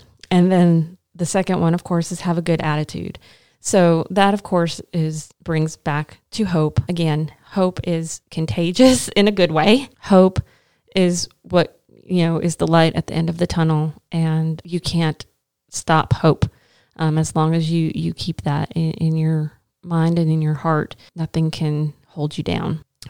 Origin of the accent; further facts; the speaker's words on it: Arkansas, United States; Again, I'm coming from Arkansas, so we call it the pollening.